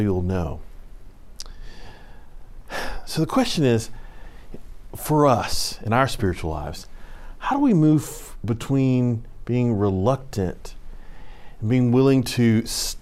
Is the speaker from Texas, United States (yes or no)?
yes; Houston, Texas, United States; now in North Carolina, United States; I grew up in Houston, where you have a couple seasons